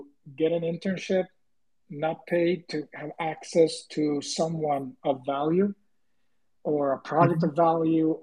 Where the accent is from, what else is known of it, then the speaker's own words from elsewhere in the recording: Puerto Rico; moved away; I'm originally from Puerto Rico